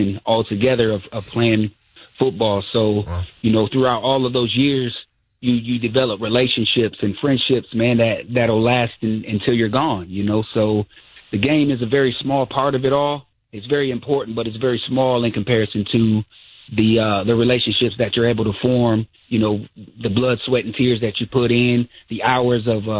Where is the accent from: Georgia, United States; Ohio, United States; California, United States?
Ohio, United States; Fostoria; I'm from Fostoria, Ohio